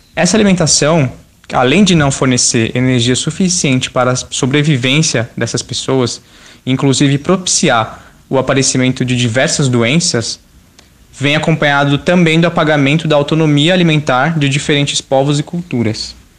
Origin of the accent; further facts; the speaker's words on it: São Paulo, Brazil; Eu sou da região de Parelheiros, na zona sul de São Paulo